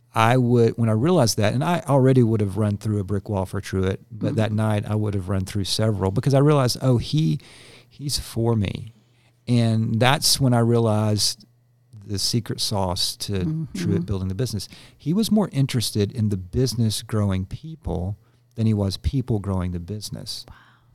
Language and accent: English; Georgia, United States; I grew up in Gwinnett County, where we